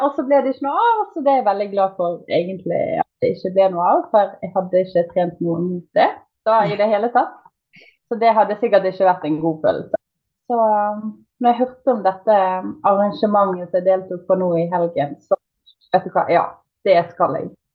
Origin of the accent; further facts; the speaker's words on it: Bergen, Vestland, Norway; accent: Bergen; moved away; bergenser. Født og oppvokst i Bergen, men eh, egentlig bodd litt eh, overalt.